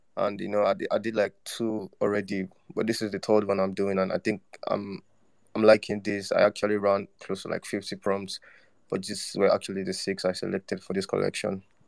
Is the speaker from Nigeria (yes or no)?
yes; Nigeria; I'm from Nigeria